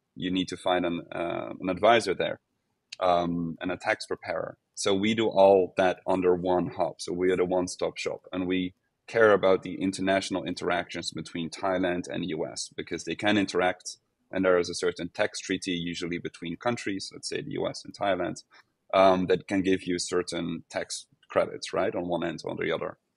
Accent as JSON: {"language": "English", "country": "Netherlands", "moved": "yes", "lives_now": "Portugal", "said": "I'm from the Netherlands, so I've, I've kept working for the Netherlands"}